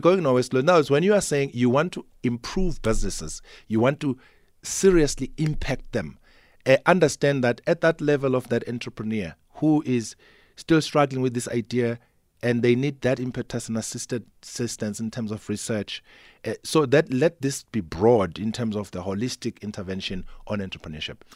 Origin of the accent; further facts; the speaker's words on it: South Africa; Kanongoma, for instance, my hometown, you, you don't have these services